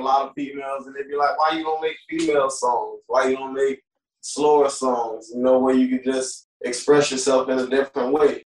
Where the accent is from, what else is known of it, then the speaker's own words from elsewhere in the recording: Tarpon Springs, Florida, United States; also born or lived in Clearwater, Florida; I'm originally from Clearwater, Florida, but I grew up in Tarpon. I grew up in both areas